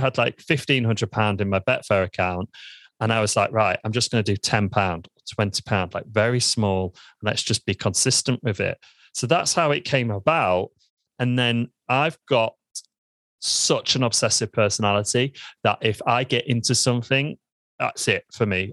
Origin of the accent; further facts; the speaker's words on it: Lincoln, East Midlands, United Kingdom; I'm from Lincoln. I was born in Lincoln in the United Kingdom, and I absolutely love it here.